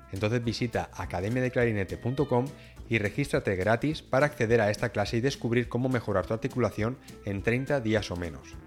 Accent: Cartagena, Region of Murcia, Spain; moved away as an adult; also born or lived in Switzerland; Pues yo soy de Cartagena, mm, una ciudad de la región de Murcia

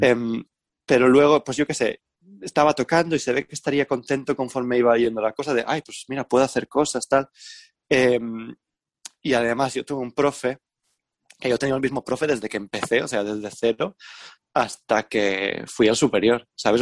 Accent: Valencian Community, Spain; en España y en Valencia, ¿no? En plan, pues veía las bandas que, en mi pueblo y yo era, era pequeño

